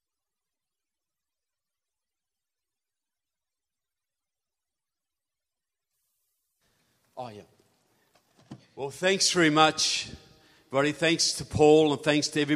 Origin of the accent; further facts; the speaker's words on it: New Zealand; I'm from New Zealand.